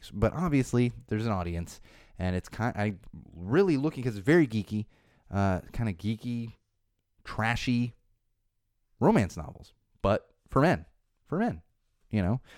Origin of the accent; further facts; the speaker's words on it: San Diego, California, United States; I grew up in San Diego